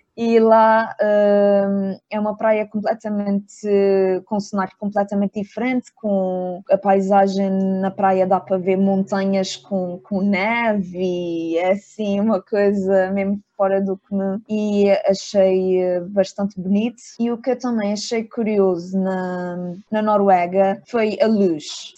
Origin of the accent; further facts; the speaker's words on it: Ponta Delgada, Azores, Portugal; eu venho dos Açores, que é um, um sítio bastante pequeno